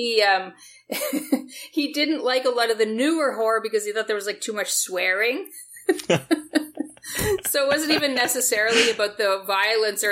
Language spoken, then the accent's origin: English; Windsor, Ontario, Canada; I grew up in Windsor, Ontario